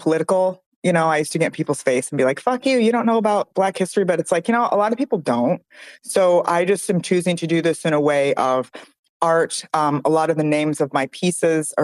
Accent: Michigan, United States; growing up in Michigan

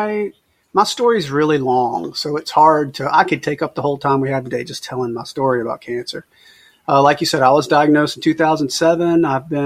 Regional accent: Mobile, Alabama, United States; I'm from Mobile, Alabama.

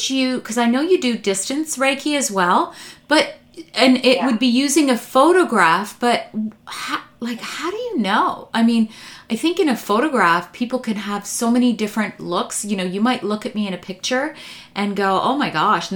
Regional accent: Canada; I am born Canadian, but my parents are Croatian born, so I'm Croatian Catholic

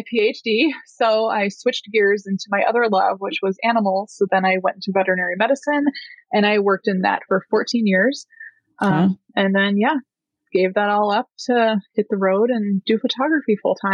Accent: Illinois, United States; moved away as an adult; I grew up in Illinois in a town about 35 miles southwest of Chicago

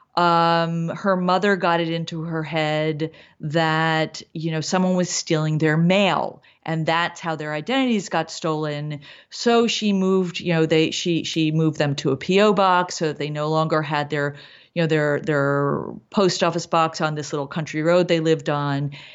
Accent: East Coast, United States; moved away as an adult; now in Los Angeles, United States; I came here in my twenties. I mean, not late, but I came here as an adult. Um, I grew up on the East Coast.

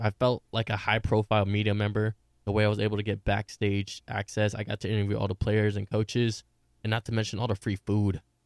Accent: Sacramento, California, United States; I'm from Sacramento

